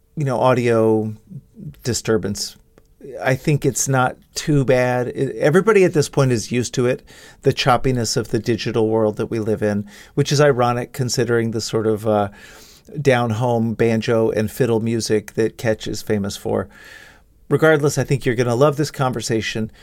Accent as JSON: {"language": "English", "town": "Dallas", "region": "Texas", "country": "United States", "tie": "born or raised there", "said": "I grew up in Dallas"}